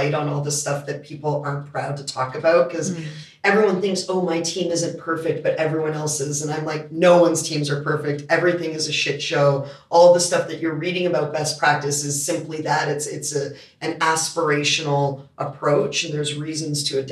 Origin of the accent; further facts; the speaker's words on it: Canada; also born or lived in United States; now in Australia; I'm Canadian